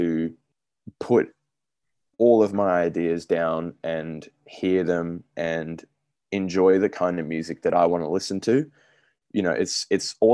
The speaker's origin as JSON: {"language": "English", "country": "Australia", "said": "I'm Australian."}